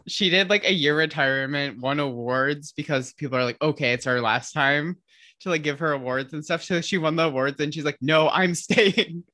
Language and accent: English; Midwest, United States; I'm from the Midwest